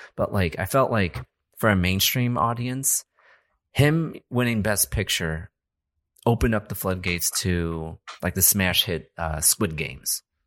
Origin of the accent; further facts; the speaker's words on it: United States; we're American